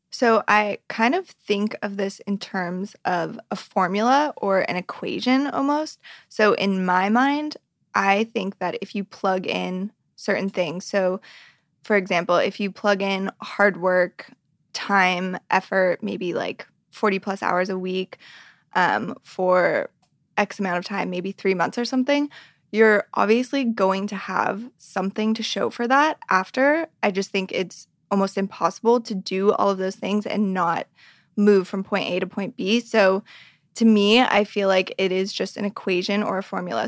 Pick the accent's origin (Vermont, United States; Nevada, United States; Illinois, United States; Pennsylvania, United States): Nevada, United States; Reno; I grew up in Reno, Nevada